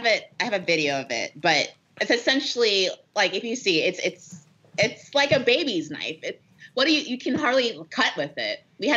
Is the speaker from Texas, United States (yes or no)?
yes; Texas, United States; now in Colorado, United States; I'm from Texas